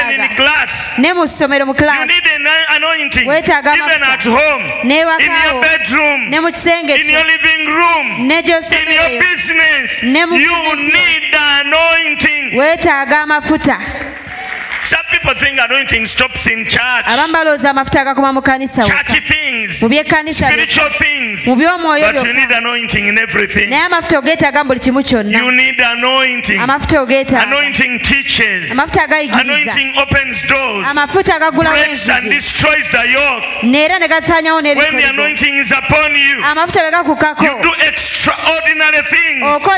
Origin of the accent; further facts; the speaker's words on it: Kampala, Central Region, Uganda; I grew up in Kampala. I know I can do everything.